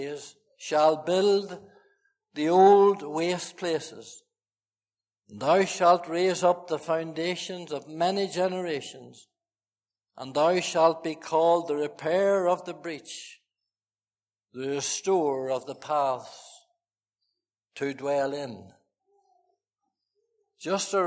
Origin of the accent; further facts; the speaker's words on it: Fermanagh, Northern Ireland, United Kingdom; moved away; I went to Fermanagh, my hometown, my home county